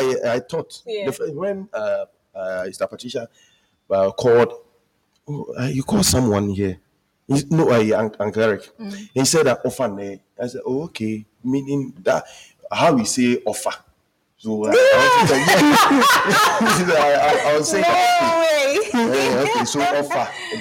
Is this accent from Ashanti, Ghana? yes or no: yes; Ashanti, Ghana; also born or lived in Nigeria; where I was brought up, we were only Ashanti